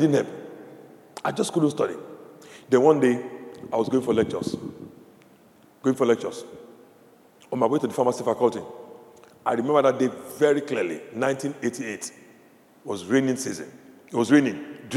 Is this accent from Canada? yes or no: no; Nigeria; moved away; I grew up in Nigeria, in this country